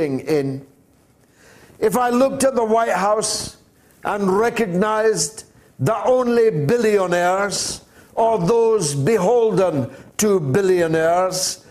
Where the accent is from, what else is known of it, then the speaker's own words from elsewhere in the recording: Dundee, Scotland, United Kingdom; the town that I was born in Scotland, Dundee